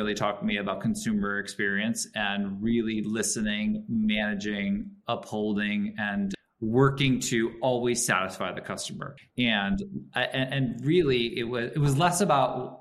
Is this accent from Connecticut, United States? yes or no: yes; Connecticut, United States; moved away as an adult; also born or lived in New York / Santa Barbara, California; So born and bred in New York and Connecticut, and did my time in the country. It was like the coastal Connecticut